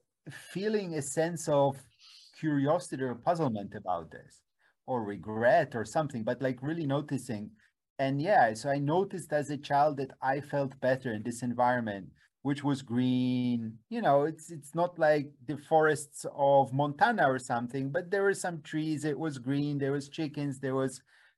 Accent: Poland; moved away; I grew up in Poland in the 1970s

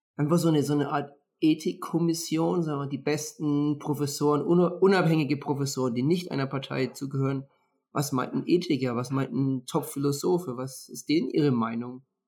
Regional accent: Würzburg, Bavaria, Germany; moved away; ich komme ja aus Würzburg

